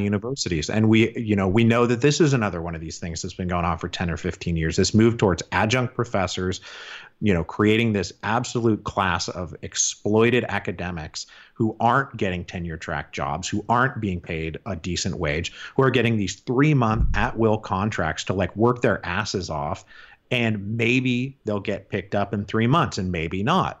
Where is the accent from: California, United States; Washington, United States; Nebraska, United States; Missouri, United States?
Washington, United States; Seattle; moved away; also born or lived in Portland / Vancouver, Canada; I'm from Seattle originally. I don't live there anymore.